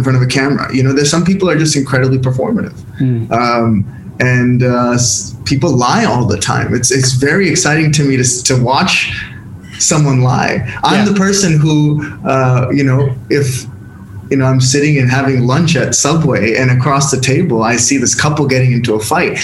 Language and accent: English; San Diego, California, United States; accent: American; moved away as an adult; now in India; my upbringing in San Diego, California.